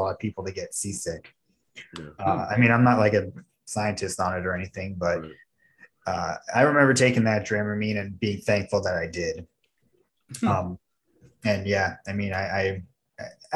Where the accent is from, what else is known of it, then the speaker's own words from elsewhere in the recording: Florida, United States; I'm from Florida